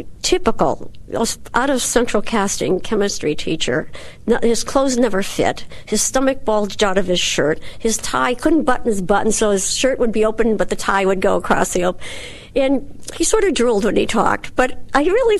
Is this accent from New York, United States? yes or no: no; Wisconsin, United States; I'm from Wisconsin.